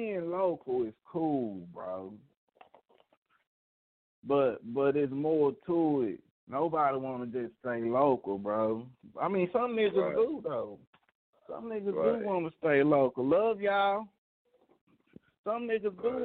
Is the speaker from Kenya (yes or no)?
no; Dallas, Texas, United States; moved away; I was born in Dallas